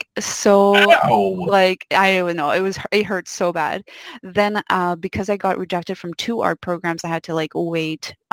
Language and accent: English; Quebec, Canada; I grew up in Quebec, a little province, maybe not so little, in Canada